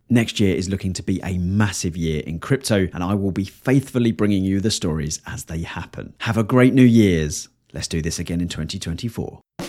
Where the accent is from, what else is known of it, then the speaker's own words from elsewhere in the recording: England, United Kingdom; I am painfully English.